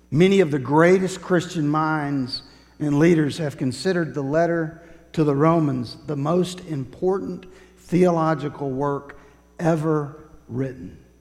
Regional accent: Woodstock, Georgia, United States; I grew up in Woodstock, not too far from Kennesaw Mountain

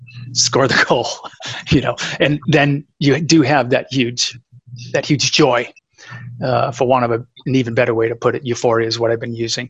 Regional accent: New England, United States; I grew up playing that in New England

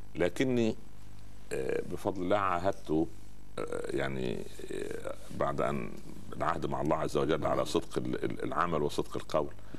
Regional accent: Upper Egypt, Egypt; عندنا في الصعيد

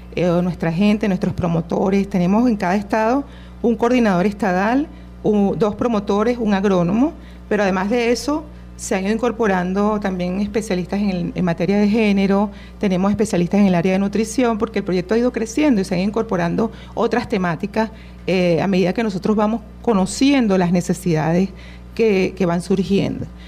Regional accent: Venezuela; nuestra esencia como venezolanos

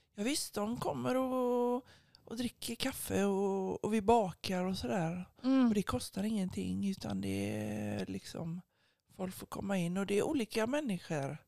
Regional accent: Gothenburg, Västra Götaland, Sweden; jag är ju uppvuxen på Asperö i Göteborgs södra skärgård

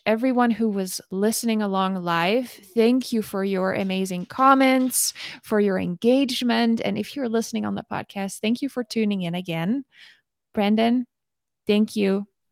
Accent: Netherlands; moved away as an adult; now in United States; coming here as a Dutch woman.

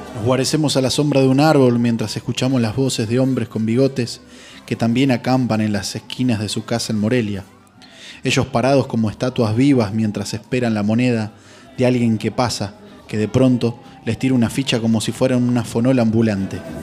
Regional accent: Argentina; de este lado del mapa argentino provincia adentro. Ineludible ADN de donde vengo

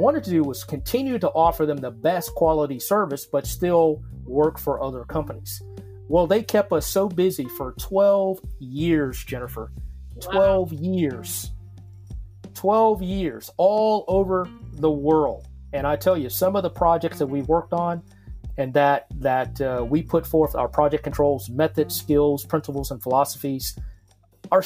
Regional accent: Mississippi, United States; moved away; also born or lived in Virginia / Denver, Colorado; growing up in Mississippi

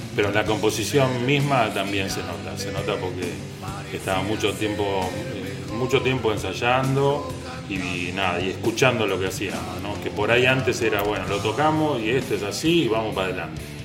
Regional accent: Tablada, Buenos Aires Province, Argentina; moved away; Yo soy de Tablada

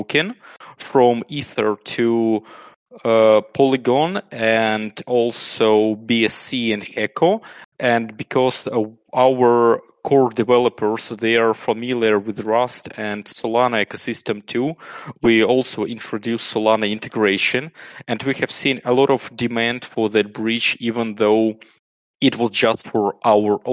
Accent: Kyiv, Ukraine; also born or lived in United Kingdom / Austria; I was born and raised in Ukraine

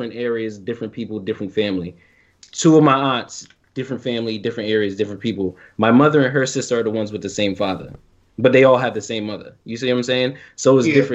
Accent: United States; but I was born and raised in America

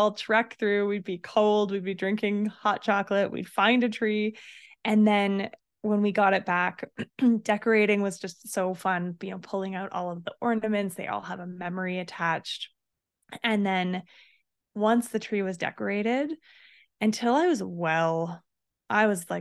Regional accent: Canmore, Alberta, Canada; I grew up in Canmore

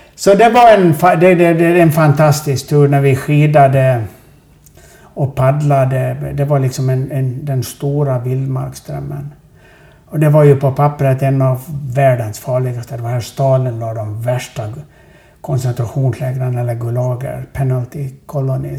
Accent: Sweden; vi är ju från Sverige

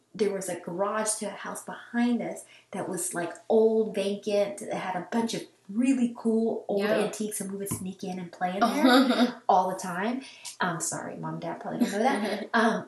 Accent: Kolach Capital of Texas, United States; my hometown is called the Kolach Capital of Texas

